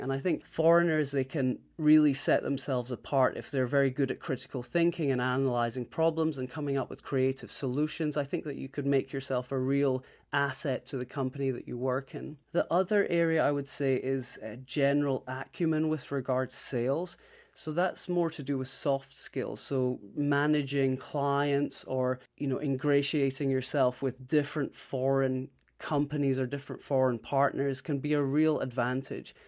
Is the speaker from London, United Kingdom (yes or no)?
no; Scotland, United Kingdom; moved away as an adult; also born or lived in Shanghai, China; now in Taipei, Taiwan; I'm originally from Scotland